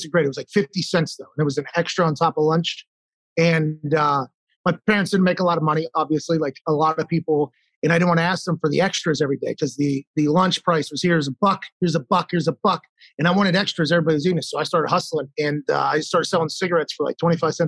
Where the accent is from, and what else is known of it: Pittsburgh, Pennsylvania, United States; born or raised there